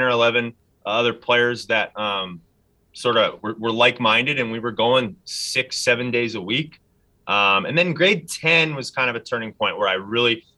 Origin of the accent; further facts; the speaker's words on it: St. Albert, Alberta, Canada; born and raised in St. Albert, played my whole life in St. Albert